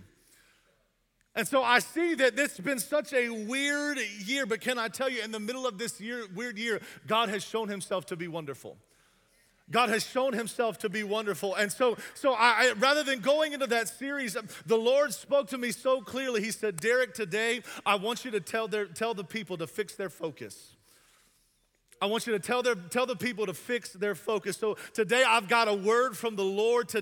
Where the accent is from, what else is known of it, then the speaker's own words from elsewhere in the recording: the South, United States; I'm from the South